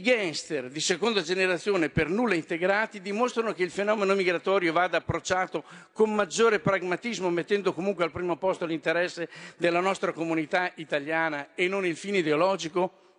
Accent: Romagna Riviera, Emilia-Romagna, Italy; della Riviera Romagnola, della mia terra

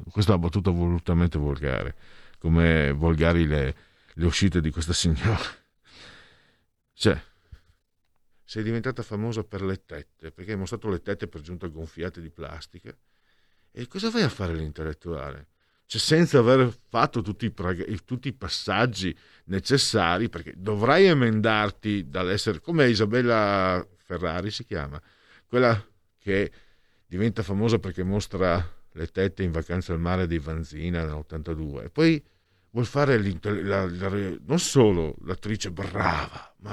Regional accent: Portogruaro, Veneto, Italy; dalle mie parti di Porto Portoruaro

